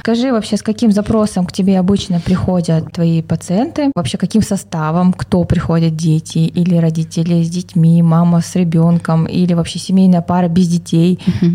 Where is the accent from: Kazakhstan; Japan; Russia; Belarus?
Kazakhstan; Мы, казахи